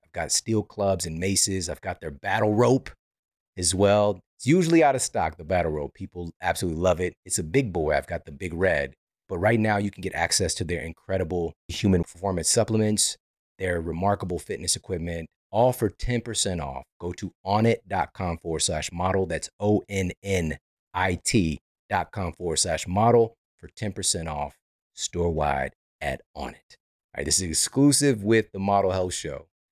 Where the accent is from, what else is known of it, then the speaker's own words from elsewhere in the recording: Midwest, United States; I'm from the Midwest.